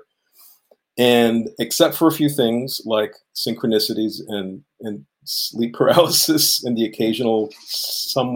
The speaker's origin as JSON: {"language": "English", "town": "New York City", "region": "New York", "country": "United States", "tie": "born or raised there", "moved": "as an adult", "lives_now": "Evanston, United States", "said": "I lived born and raised in New York City"}